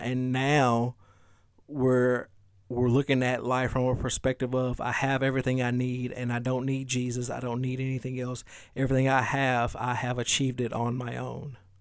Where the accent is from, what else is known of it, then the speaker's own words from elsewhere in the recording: the South, United States; I'm from the South